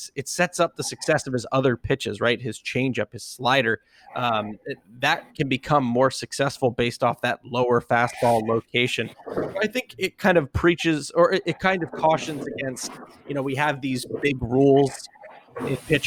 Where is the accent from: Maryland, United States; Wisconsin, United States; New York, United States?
Maryland, United States; I grew up in Maryland